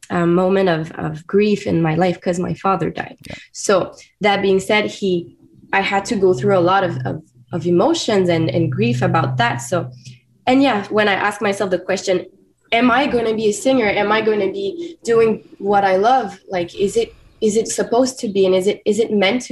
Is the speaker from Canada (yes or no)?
yes; Wendake, Quebec, Canada; first language French; English is a second language; I was born in Wendake, a community, a native First Nation community in Quebec.